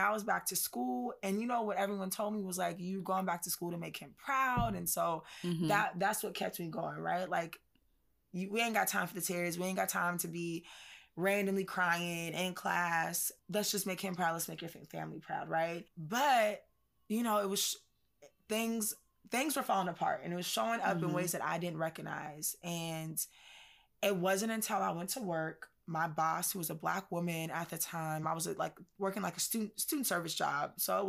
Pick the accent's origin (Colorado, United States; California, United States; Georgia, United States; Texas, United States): California, United States; Janae already knows, like I am from California. So definitely we have laughs about that. Like mm-hmm. just totally West Side, California chick.